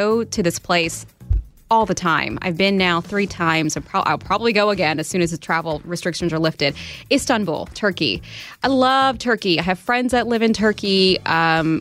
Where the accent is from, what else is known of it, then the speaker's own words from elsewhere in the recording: Southern Indiana, United States; Growing up in Southern Indiana, I always met people that had never even left the state.